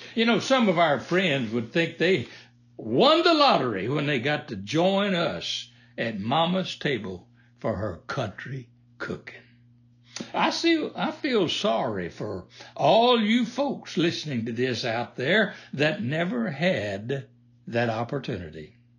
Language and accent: English; the South, United States; Like most folks growing up in the South, we raised most of what we ate